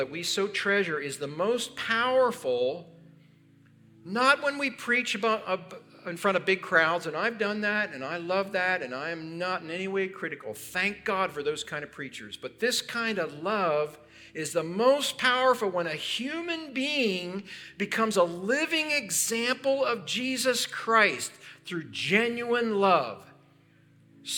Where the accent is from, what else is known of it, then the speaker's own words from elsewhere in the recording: Pennsylvania, United States; where I grew up in Pennsylvania